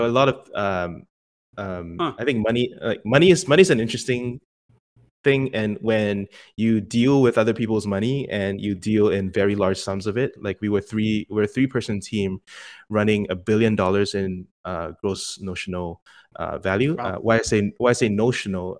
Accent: Singapore; moved away as an adult; now in United States; born and raised in Singapore, and came to the states for college

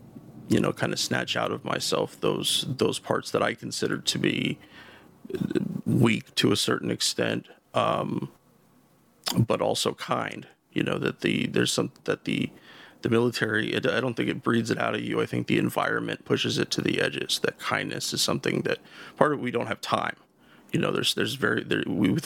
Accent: The Dalles, Oregon, United States; moved away as an adult; also born or lived in Portland area, Oregon; now in Portland, United States; I lived in my hometown of the Dalles. That's about an hour east of where I live now, in the Portland area.

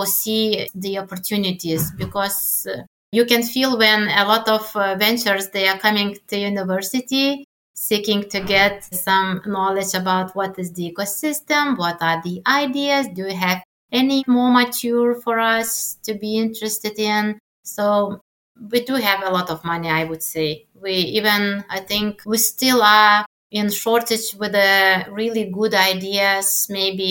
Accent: Lithuania; English is a second language

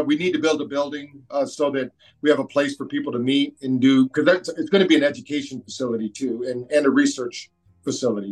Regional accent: Michigan, United States; moved away as an adult; also born or lived in Phoenix / New Bern, North Carolina; now in North Carolina, United States; I'm from Michigan

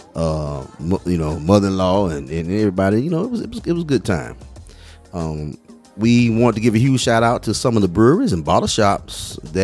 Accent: Alabama, United States; we are from Alabama

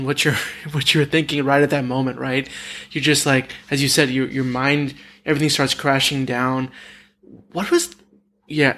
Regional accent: Dallas, Texas, United States; I'm I'm originally from Dallas.

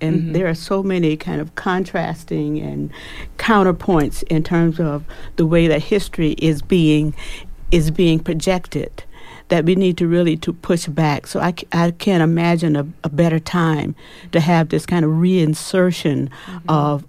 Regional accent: Florida, United States; I'm moving back to my home state, Florida.

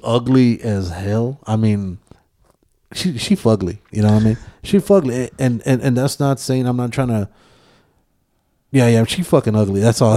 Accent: Texas, United States; I am from Texas

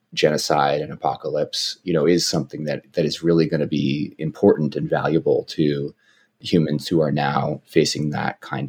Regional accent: Oakland, California, United States; where I grew up in the Bay Area, in Oakland, California

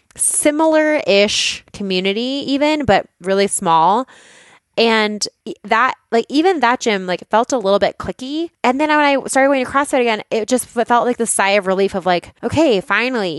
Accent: Boulder, Colorado, United States; I grew up in Boulder

